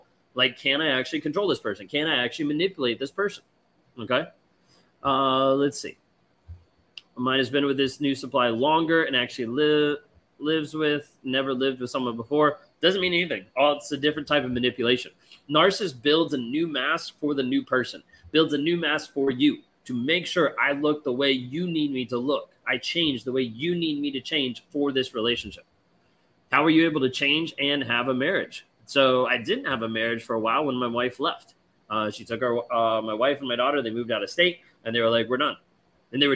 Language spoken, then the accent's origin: English; United Kingdom; My ex is Spanish. I'm British. He lived in the UK with me for a year and didn't speak English.